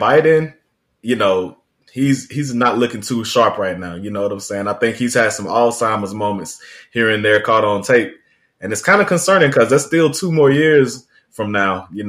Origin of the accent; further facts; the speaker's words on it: Georgia, United States; I'm from Georgia.